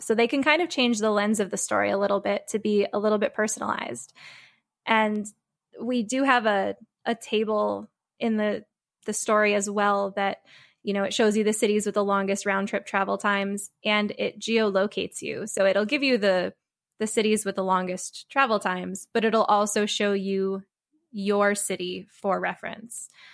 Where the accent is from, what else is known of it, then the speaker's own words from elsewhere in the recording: Connecticut, United States; I'm originally from Connecticut